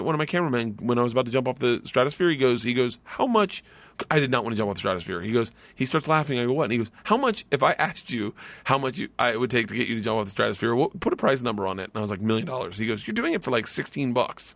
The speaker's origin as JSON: {"language": "English", "region": "Florida", "country": "United States", "tie": "born or raised there", "said": "I grew up in Florida."}